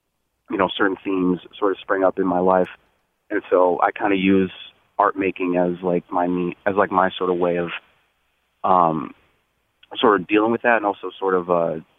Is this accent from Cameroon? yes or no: no; Bloomfield, Connecticut, United States; So I grew up in Bloomfield, Connecticut.